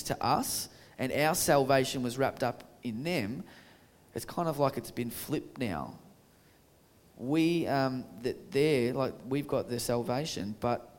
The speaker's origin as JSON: {"language": "English", "country": "Australia", "said": "Aussies, my own people"}